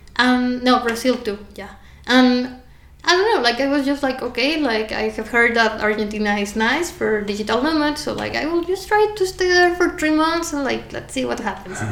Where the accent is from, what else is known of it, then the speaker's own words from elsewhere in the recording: Veracruz, Mexico; I'm from Veracruz, like I know how to dance